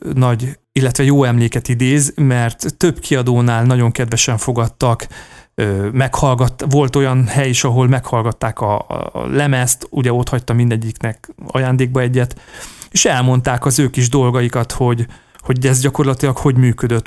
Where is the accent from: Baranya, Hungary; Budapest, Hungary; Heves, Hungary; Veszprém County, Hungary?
Baranya, Hungary; Komló; moved away; akkor még Komlón laktam, mert hogy komlói születésű vagyok